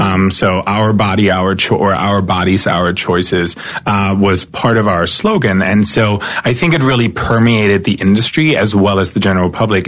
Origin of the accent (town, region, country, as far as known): East Germany, Germany; born or raised there; moved away as an adult; now in Los Angeles, United States